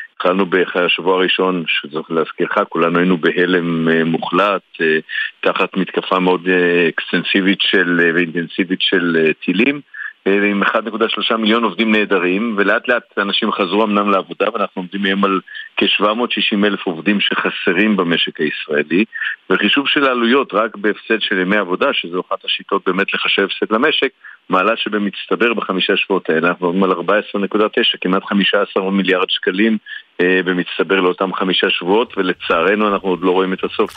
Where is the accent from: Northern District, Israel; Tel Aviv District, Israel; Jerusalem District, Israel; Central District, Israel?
Tel Aviv District, Israel; Tel Aviv; אני תל אביבי, וכמו מסתובב לא מעט בעיר